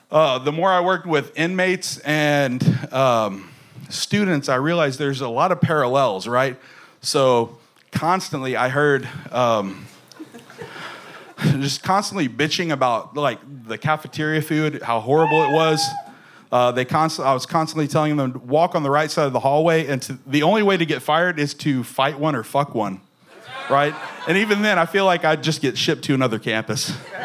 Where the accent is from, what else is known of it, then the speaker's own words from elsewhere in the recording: Taylor, Texas, United States; I'm from Taylor, Thrall, in that area